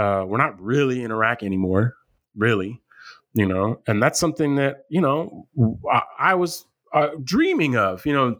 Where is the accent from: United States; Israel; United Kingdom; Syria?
United States; as American citizens